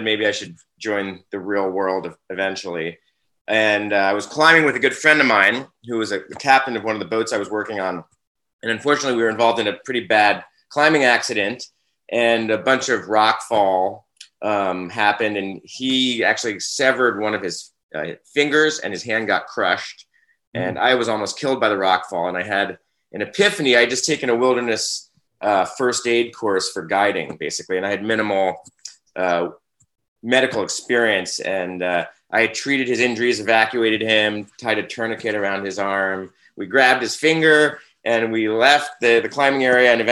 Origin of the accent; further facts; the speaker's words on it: New York City, New York, United States; moved away; I'm actually from New York City originally